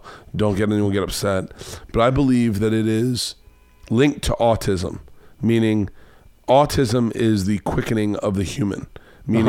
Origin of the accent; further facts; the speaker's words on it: the South, United States; I grew up in the South.